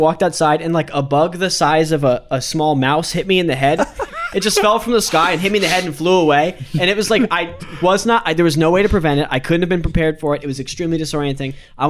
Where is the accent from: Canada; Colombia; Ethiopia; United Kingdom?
Canada; Well, I'm Canadian, but that's why I would have.